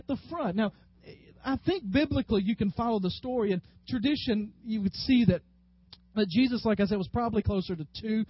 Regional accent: West Tennessee, United States; moved away; Growing up in West Tennessee

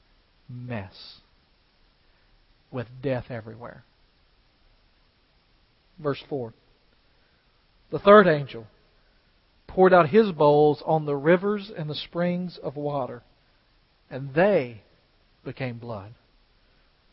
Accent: United States; as American Christians today who have very little persecution

